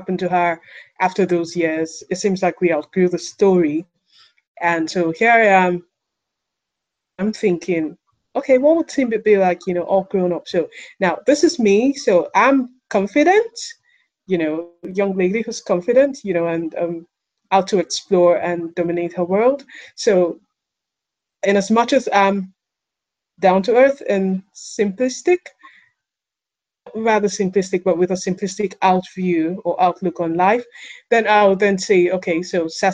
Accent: Nigeria; growing up in Nigeria, sometime in the 80s

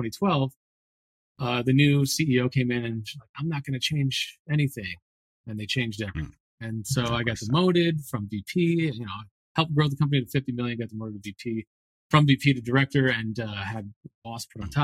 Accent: Connecticut, United States; I grew up in Connecticut

